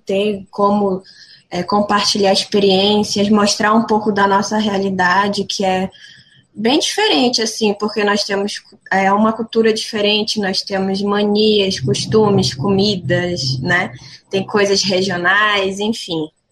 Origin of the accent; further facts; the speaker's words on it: São Gabriel da Cachoeira, Amazonas, Brazil; moved away as an adult; now in Limeira, Brazil; Eu sou de São Gabriel da Cachoeira, eu sou da etnia Baré